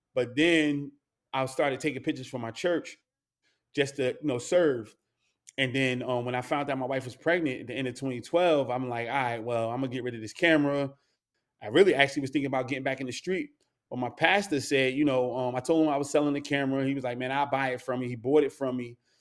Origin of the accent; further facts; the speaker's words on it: North New Jersey, United States; growing up in North New Jersey, born and raised